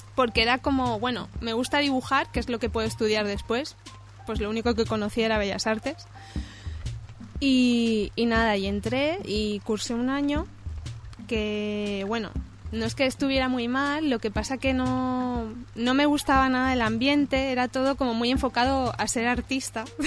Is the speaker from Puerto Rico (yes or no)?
no; Cerdanyola del Vallès, Catalonia, Spain; accent: Spanish; moved away as an adult; now in France; soy de Sardañola